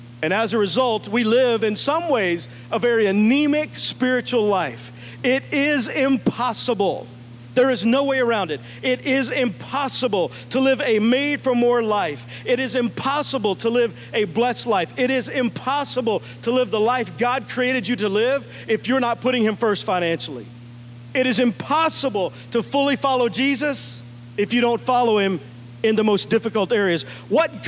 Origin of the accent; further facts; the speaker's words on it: Texas, United States; I grew up in Texas